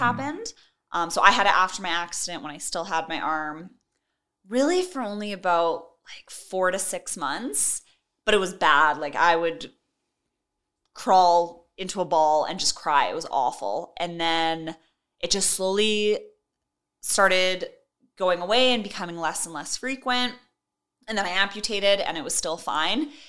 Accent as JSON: {"language": "English", "town": "Edmonton", "region": "Alberta", "country": "Canada", "tie": "born or raised there", "also_born_or_lived": "Kenora, Ontario", "said": "I am from Edmonton, Alberta, and I was born in Kenora, Ontario, but lived most of my life out here in Edmonton."}